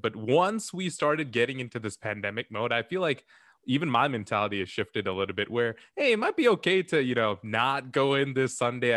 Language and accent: English; Chicago, Illinois, United States; we're all from Chicago